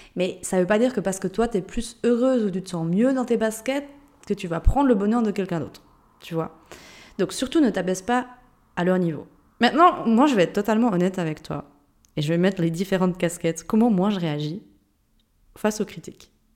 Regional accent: Jura, Switzerland; accent: Jurassien; moved away; je viens d'un pays de Suisse. Je pense que tu l'as entendu avec mon accent. Il me semble que je le perds pas, mon accent jurassien

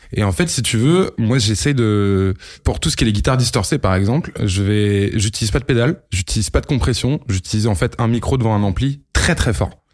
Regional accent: Lille, Hauts-de-France, France; j'ai 32 ans. Euh, je viens de Lille

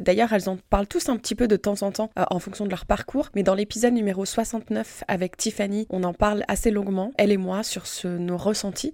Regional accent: Moselle, Grand Est, France; moved away as an adult; also born or lived in Guadeloupe; j'ai aussi tenté euh, de retourner dans ma région natale pour me rapprocher de mon entourage

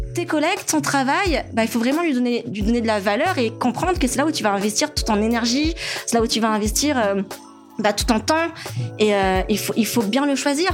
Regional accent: Madagascar; moved away as an adult; also born or lived in France; en tant que malgache

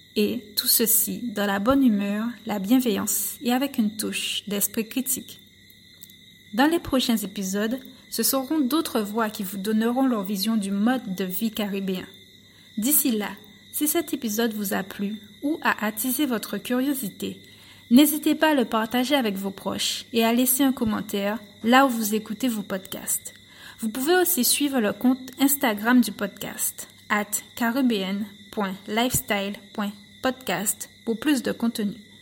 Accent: Guadeloupe; moved away as an adult; also born or lived in mainland France; je suis originaire de l'archipel de la Guadeloupe

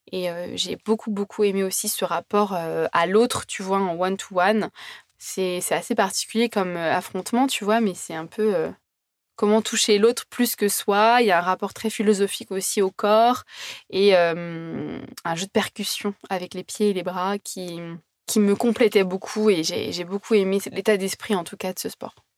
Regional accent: Brittany, France; also born or lived in Australia; je suis bretonne

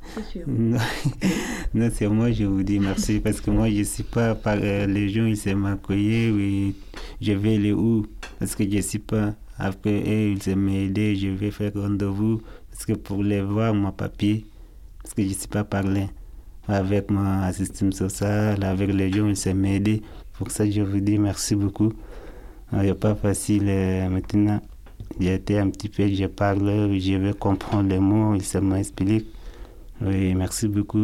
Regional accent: Sudan; French is a second language; moved away as an adult; also born or lived in Libya / Italy; now in France; Je viens de Soudan. Je suis soudanais.

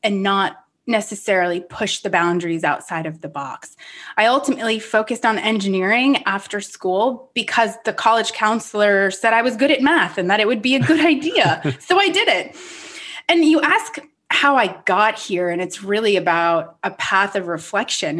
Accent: Rhode Island, United States; moved away; I grew up on the East Coast in Rhode Island, a small town which is definitely centered around the ocean

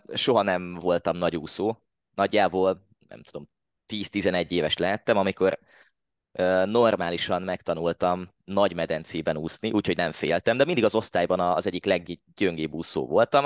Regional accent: Hódmezővásárhely, Csongrád-Csanád, Hungary; én eredetileg hódmezővásárhelyi vagyok. Most is ott élek

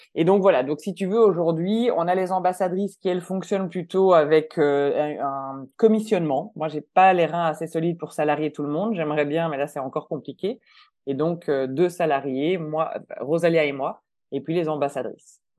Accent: Belgium; moved away as an adult; now in Switzerland; je suis belge, ça fait 15 ans que je vis en Suisse

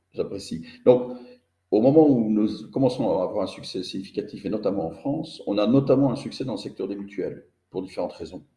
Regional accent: Belgium; je suis belge

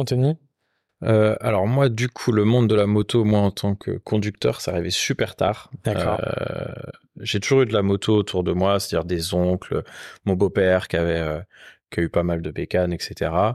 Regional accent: Rennes, Brittany, France; moved away; also born or lived in Paris; je suis originaire de Rennes

